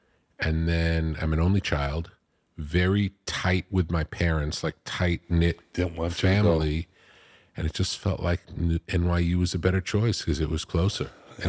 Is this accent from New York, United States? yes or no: yes; Long Beach, New York, United States; Long Beach.